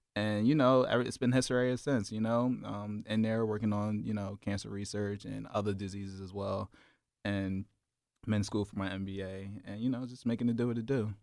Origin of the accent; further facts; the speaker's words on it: Philadelphia, Pennsylvania, United States; Growing up in South Philly, we had the Italians right across the ways